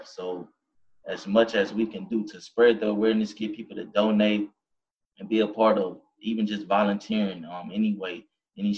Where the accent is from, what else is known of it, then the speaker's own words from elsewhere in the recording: Baton Rouge, Louisiana, United States; growing up in Baton Rouge, Louisiana